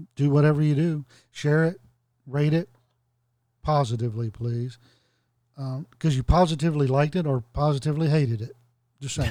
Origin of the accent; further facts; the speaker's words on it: the South, United States; I'm a Southerner. I was born a Southerner. I live in the South